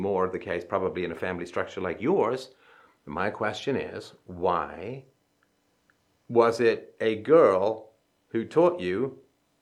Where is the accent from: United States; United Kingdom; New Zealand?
United Kingdom; England; I grew up in England.